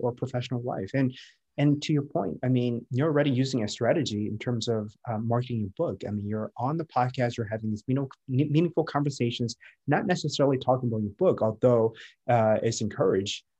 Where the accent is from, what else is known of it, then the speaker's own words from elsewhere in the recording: Midwest, United States; moved away as an adult; also born or lived in Minneapolis / San Francisco; now in San Diego, United States; was born and raised in the Midwest, lived in the Midwest all my life